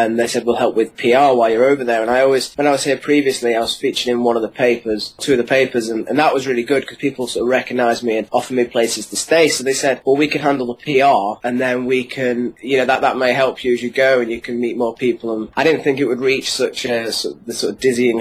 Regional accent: Cheshire, North West England, United Kingdom; I'm from Cheshire, so just outside of Manchester

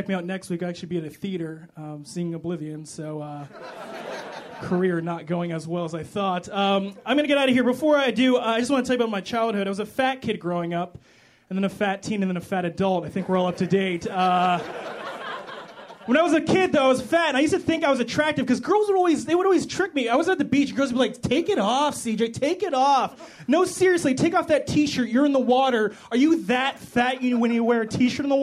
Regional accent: Chicago, Illinois, United States; I am from Chicago, like Cameron said. I love Chicago.

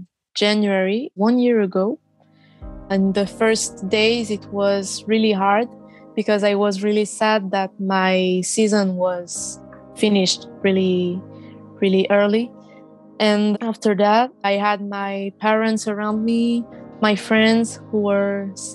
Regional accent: Madagascar; And now we are two from Madagascar who are going to the Olympics.

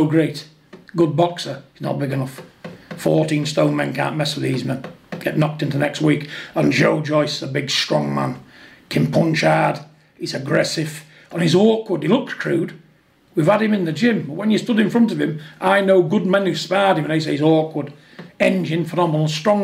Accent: United Kingdom; we're two British people

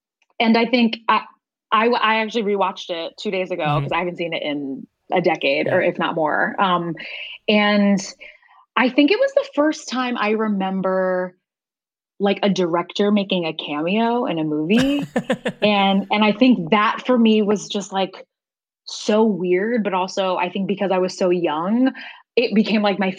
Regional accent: Norfolk, Virginia, United States; So I grew up going to this, like, you know, old school, like vintage movie theater, in my hometown in Norfolk, Virginia

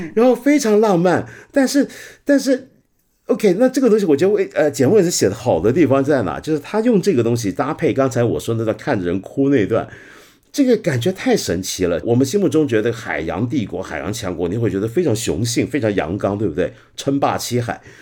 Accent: Hong Kong; 作为一个香港人

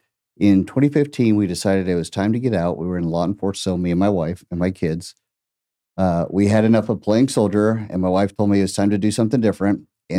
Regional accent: Oklahoma, United States; now in Tulsa, United States; So being, like I said, a native Oklahoma, I'm from Southern Oklahoma. So Tulsa is not even on my radar.

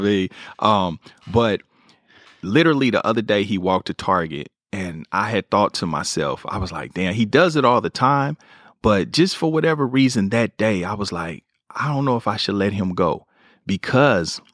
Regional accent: Kansas City, Missouri, United States; moved away as an adult; now in Los Angeles, United States; I moved from Kansas City right to Brentwood

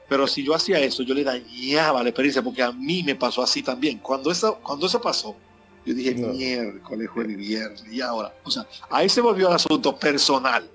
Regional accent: Dominican Republic; en mi país, en República Dominicana

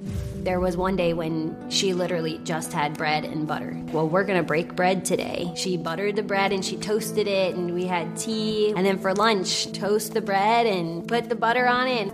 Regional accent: Williamsburg, Virginia, United States; I grew up in a poverty mindset, born in Williamsburg, Virginia.

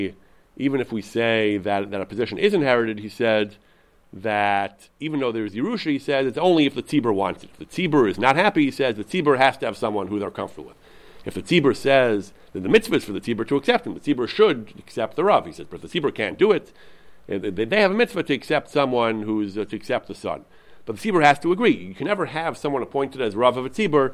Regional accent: United States; I'm an American

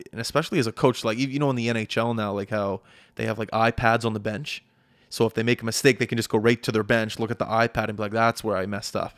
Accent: Canada; I'm back home in Canada

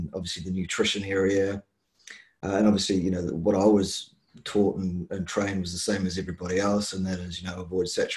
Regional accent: Hamilton, Waikato, New Zealand; now in Nelson, New Zealand; I'm a Waikato boy, as I say, from the Tron, from Mulu Town.

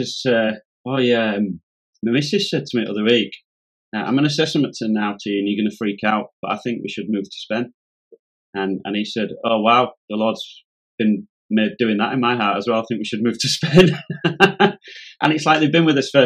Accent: Yorkshire and the Humber, United Kingdom; I'm a Yorkshireman

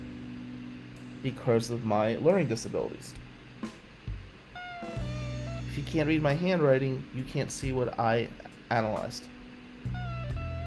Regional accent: United States; moved away as an adult; also born or lived in Lansing, Michigan; This was my hometown team.

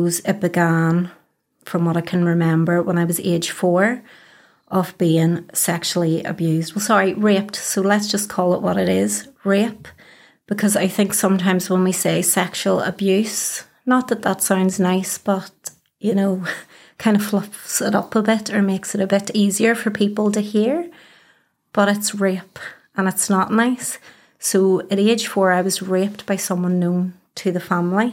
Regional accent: Belfast, Northern Ireland, United Kingdom; I am born and bred in Belfast, as you can probably tell from the accent. I grew up around the Cliftonville area

